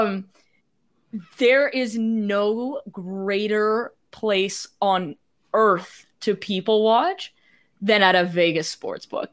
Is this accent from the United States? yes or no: no; Canada; I'm Canadian